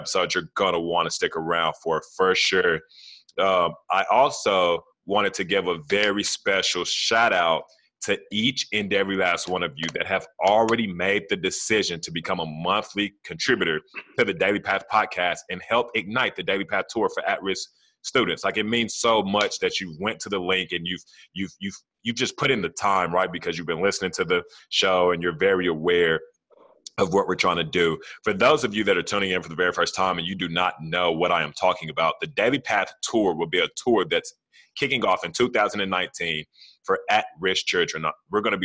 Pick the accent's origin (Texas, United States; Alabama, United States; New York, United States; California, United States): Texas, United States; Fort Worth; I'm from Como